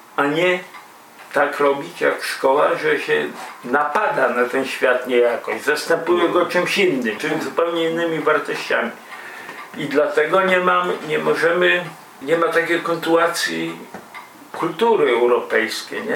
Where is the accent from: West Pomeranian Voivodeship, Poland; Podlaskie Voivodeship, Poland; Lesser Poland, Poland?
Podlaskie Voivodeship, Poland; a village near Białystok; Ja też z bardzo prostej rodziny robotniczo-chłopskiej pochodzę i ze wsi, spod Białego Stoku